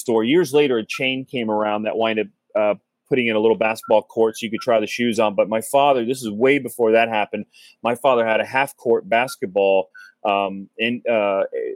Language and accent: English; Cincinnati, Ohio, United States; moved away as an adult; now in South Florida, United States; growing up in Cincinnati, we have a little cigar shop downtown Cincinnati